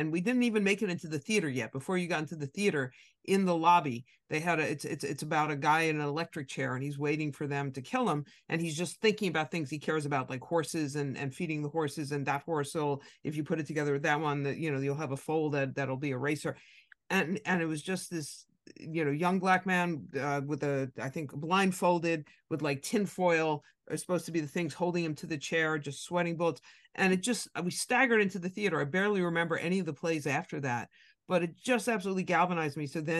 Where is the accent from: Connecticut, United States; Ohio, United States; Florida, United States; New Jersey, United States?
New Jersey, United States; I grew up in New Jersey